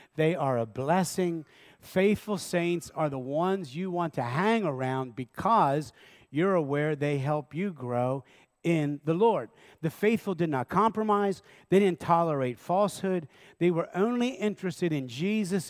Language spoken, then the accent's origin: English; Lancaster County, Pennsylvania, United States; I was raised in Lancaster County